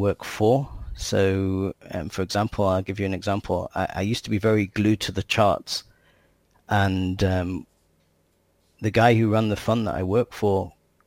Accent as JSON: {"language": "English", "region": "England", "country": "United Kingdom", "tie": "born or raised there", "also_born_or_lived": "United States", "moved": "as an adult", "lives_now": "Israel", "said": "I grew up in England and lived in the US, and I came to Israel"}